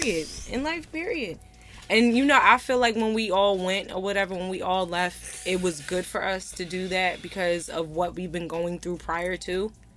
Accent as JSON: {"language": "English", "region": "Virginia", "country": "United States", "said": "I love my Southern people. I'm from Virginia"}